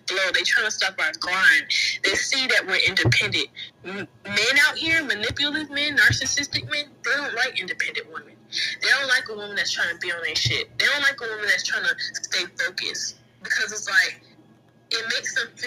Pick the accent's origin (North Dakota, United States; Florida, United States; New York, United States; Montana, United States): Florida, United States; Jacksonville; I'm from Jacksonville, Florida